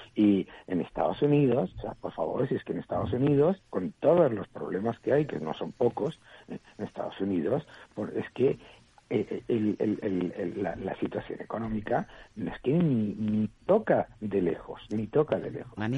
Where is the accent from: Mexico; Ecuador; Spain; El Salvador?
Spain; somos los españoles